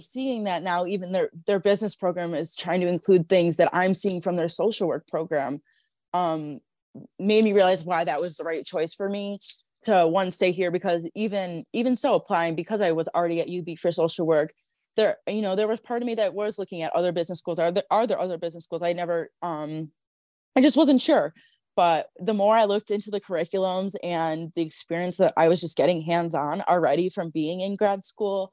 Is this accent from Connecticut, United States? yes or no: no; Buffalo, New York, United States; growing up in Buffalo